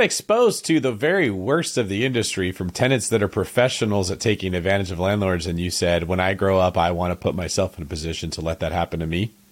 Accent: Manteca, California, United States; moved away; I'm from Antica, which is, like, twenty minutes away from Modesto.

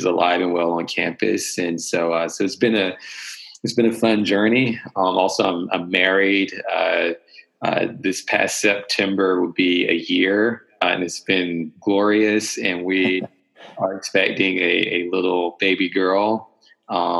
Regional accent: North Carolina, United States; Born and raised in North Carolina.

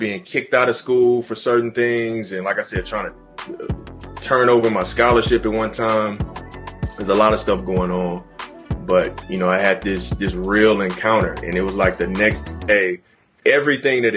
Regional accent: Houston, Texas, United States; moved away as an adult; I was like straight from Houston

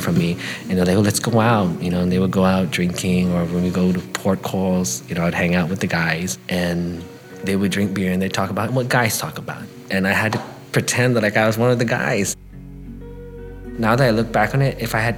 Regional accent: Guam; moved away as an adult; I'm from Guam

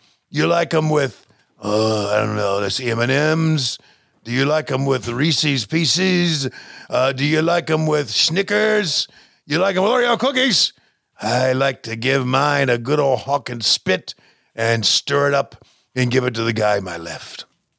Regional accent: Canada; Not me. I'm from Canada. That's right, Canada.

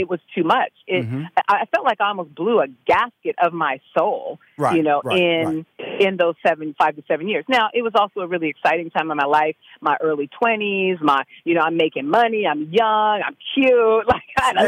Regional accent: California, United States

